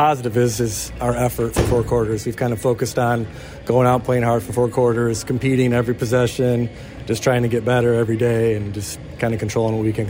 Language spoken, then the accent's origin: English; Fennville, Michigan, United States; I'm from Fennville. I went to Fennville. My family's all from Fennville.